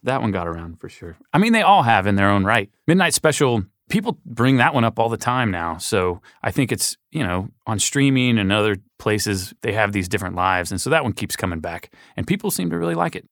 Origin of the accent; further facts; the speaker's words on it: Little Rock, Arkansas, United States; we grew up in Little Rock, Arkansas